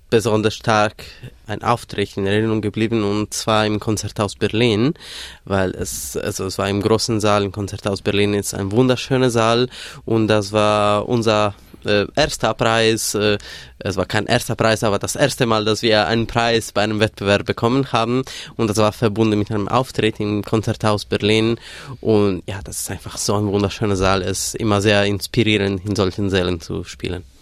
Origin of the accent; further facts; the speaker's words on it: Sardinia, Italy; moved away as an adult; now in Germany; Ich komme aus Sardinien, Süditalien, aber ich wohne seit zwölf Jahren in Deutschland.